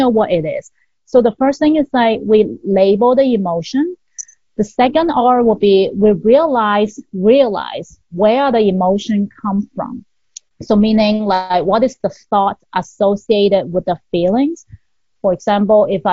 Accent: Hong Kong; I'm from Hong Kong

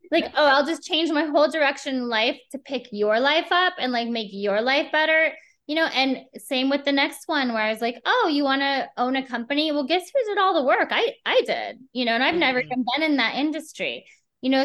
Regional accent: Midwest, United States; I grew up in the Midwest.

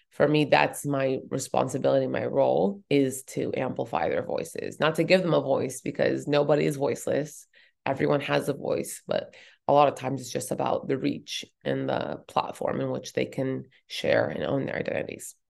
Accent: Boulder, Colorado, United States; I was actually born and raised in Boulder, Colorado

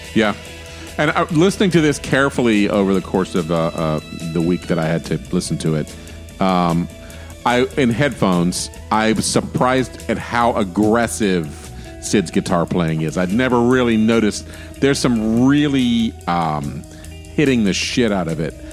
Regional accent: Florida, United States; I'm from Florida

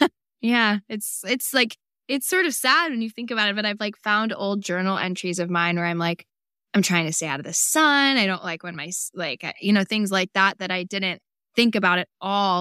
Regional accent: California, United States; people would think we're like Latina all the time growing up in Northern California.

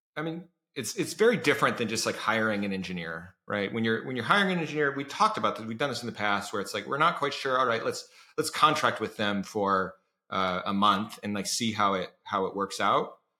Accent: Iowa, United States; moved away; I grew up in Iowa

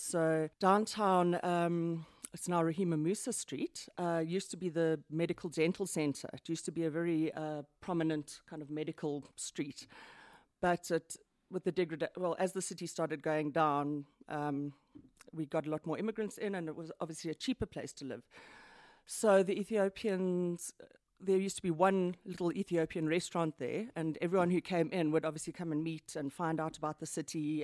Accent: Johannesburg, Gauteng, South Africa; I'm from Johannesburg, born and bred. I've spent most of my life here

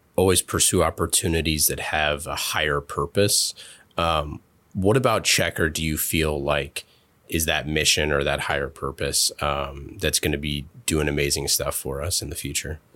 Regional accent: Oakland, California, United States; moved away as an adult; growing up in Oakland and leaving to go into the military

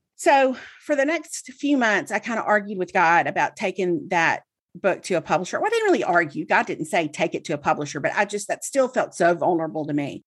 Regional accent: Mississippi, United States; I grew up in Mississippi, and so I read The Clarion Ledger every day, Jackson's newspaper.

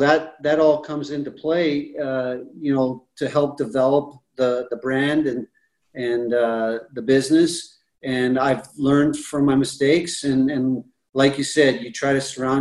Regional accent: Canada; growing up in Canada, you know, I was used to drinking rye whiskey

